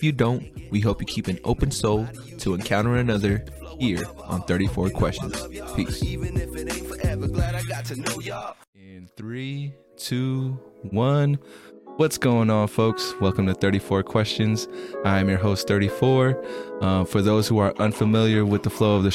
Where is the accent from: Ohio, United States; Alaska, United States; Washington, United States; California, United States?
California, United States; Bay Area; also born or lived in Long Beach, California; I'm from the Bay Area in California, so like that San Francisco area